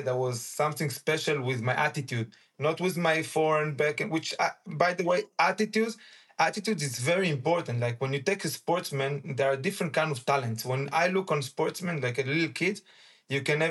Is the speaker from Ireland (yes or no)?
no; Jerusalem, Jerusalem District, Israel; English is a second language; also born or lived in Uruguay; When we came to Israel, I was born in Uruguay. When I came, when I was 5, to Jerusalem